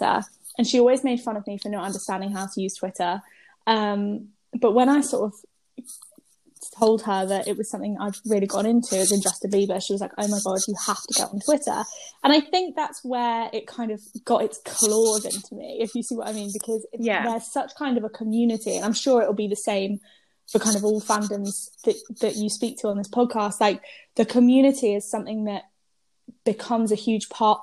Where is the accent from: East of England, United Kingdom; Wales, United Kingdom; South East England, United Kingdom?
East of England, United Kingdom; Norwich; now in London, United Kingdom; I live in London, but I'm originally from Norwich